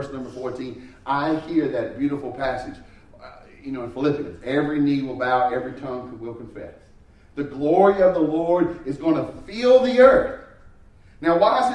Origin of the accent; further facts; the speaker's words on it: United States; I love being an American